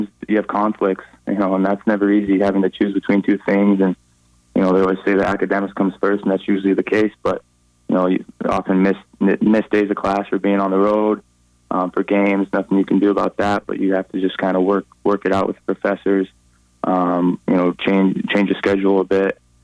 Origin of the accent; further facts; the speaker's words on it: Billings, Montana, United States; I grew up playing in Billings, just playing A hockey there